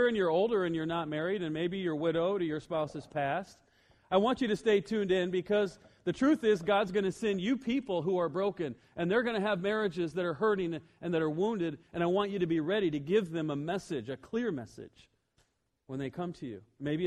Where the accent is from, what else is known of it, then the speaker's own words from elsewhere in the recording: Iowa, United States; I'm all the way from Iowa